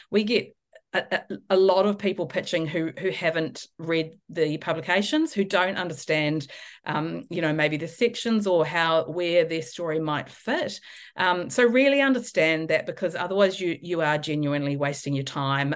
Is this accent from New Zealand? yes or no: yes; New Zealand; moved away as an adult; now in Australia; I'm obviously originally from New Zealand, so I've been living in Australia for seventeen years.